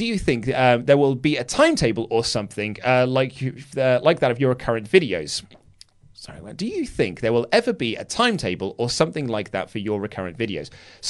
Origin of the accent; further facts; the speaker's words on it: Glasgow, Scotland, United Kingdom; As I'm from Glasgow, I had the opportunity of meeting the man with the sexy body, Drew McIntyre.